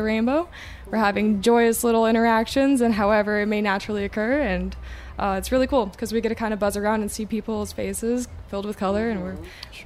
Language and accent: English; Des Moines, Iowa, United States; I am from Des Moines, Iowa